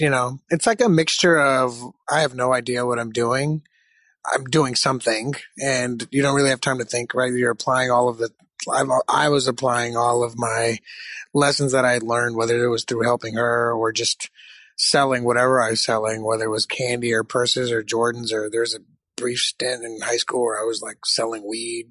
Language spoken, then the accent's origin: English; Michigan, United States; moved away; I, I, was born in Michigan